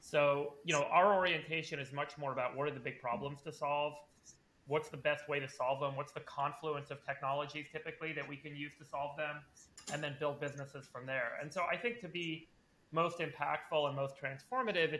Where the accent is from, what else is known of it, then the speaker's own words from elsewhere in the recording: Los Angeles, California, United States; also born or lived in South Africa / Berkeley, California; I moved to LA when I was a kid. I was 6 years old. My parents immigrated to try and make it in Hollywood. They're documentary filmmakers. So I grew up mostly